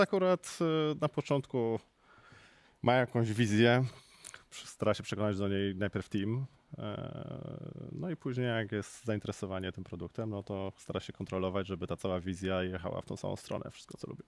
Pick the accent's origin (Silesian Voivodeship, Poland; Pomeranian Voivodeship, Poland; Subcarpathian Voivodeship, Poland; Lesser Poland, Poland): Lesser Poland, Poland; Kraków; Jestem z Krakowa